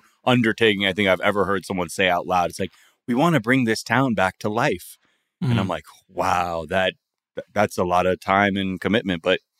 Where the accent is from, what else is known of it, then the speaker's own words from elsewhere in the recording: California, United States; I had never been here before growing up in Southern California